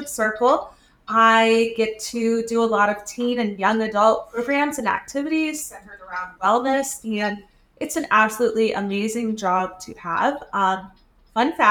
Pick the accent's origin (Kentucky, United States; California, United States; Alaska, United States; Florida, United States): Florida, United States; I'm from Florida